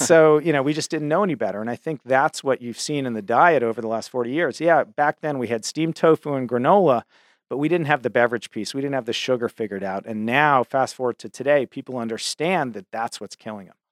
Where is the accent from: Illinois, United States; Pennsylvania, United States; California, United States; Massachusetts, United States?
Massachusetts, United States; Cambridge; I grew up in Cambridge, Massachusetts, which is, you know, the home of Harvard University